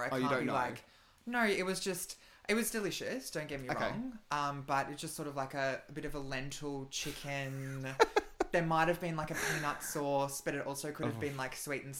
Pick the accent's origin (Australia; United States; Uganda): Australia; Queensland; We're from Queensland.